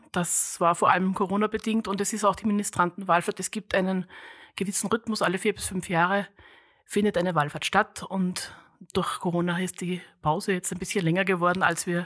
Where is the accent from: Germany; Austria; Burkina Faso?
Austria; Upper Austria; Ich komme auch aus Österreich, aus also der Diözese Linz